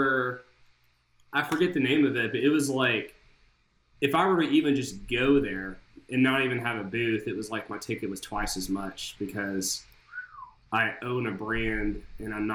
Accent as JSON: {"language": "English", "town": "Nashville", "region": "Tennessee", "country": "United States", "tie": "born or raised there", "said": "I grew up in Nashville, Tennessee."}